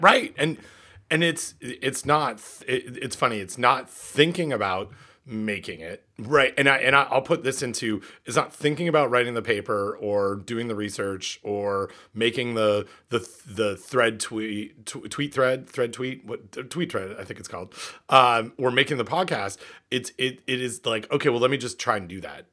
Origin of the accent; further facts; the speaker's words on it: Port Hope, Ontario, Canada; what it was like to grow up in Port Hope, Ontario